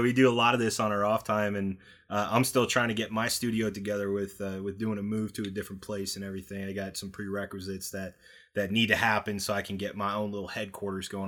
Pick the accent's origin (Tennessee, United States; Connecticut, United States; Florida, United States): Connecticut, United States; I'm from Connecticut